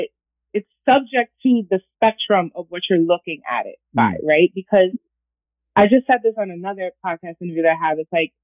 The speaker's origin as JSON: {"language": "English", "country": "Puerto Rico", "tie": "born or raised there", "also_born_or_lived": "Dominican Republic / Washington Heights, New York / Minneapolis", "said": "I'm born in Washington Heights. I grew up in Puerto Rico and DR, and then I was in Minneapolis. I went to school in the hood in North Minneapolis."}